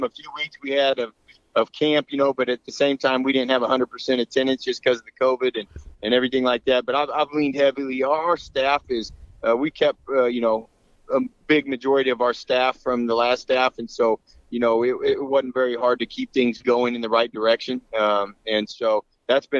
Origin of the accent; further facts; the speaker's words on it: Kansas City, United States; moved away as an adult; now in San Antonio, United States; I'm from Kansas City originally.